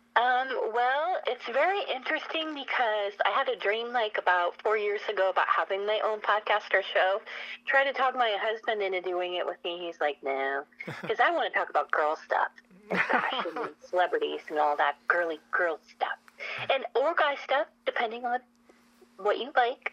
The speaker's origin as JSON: {"language": "English", "town": "Spokane", "region": "Washington", "country": "United States", "said": "I'm from Spokane, Washington"}